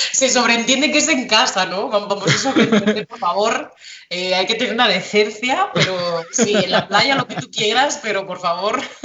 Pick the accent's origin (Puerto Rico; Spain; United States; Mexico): Spain; de España